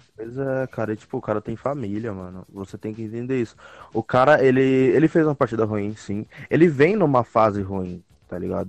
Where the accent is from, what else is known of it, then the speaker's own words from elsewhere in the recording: Guarulhos, São Paulo, Brazil; a minha terra